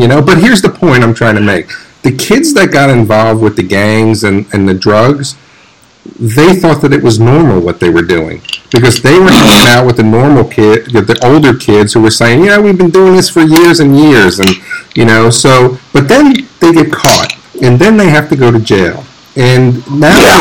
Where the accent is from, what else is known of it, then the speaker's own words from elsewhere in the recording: New York City, New York, United States; I grew up in New York City